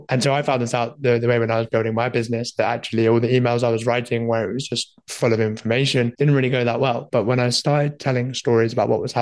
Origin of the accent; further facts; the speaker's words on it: Leeds, Yorkshire and the Humber, United Kingdom; I'm from the sunny old UK, north of England, coming in from Leeds